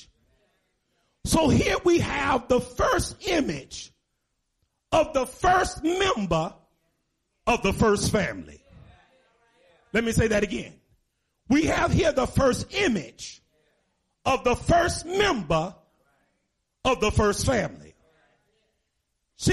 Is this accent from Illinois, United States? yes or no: yes; Chicago, Illinois, United States; moved away as an adult; now in Bloomington, United States; I was born and raised in Chicago, 2 hours away, 41 years. And I've been here a year and 4 months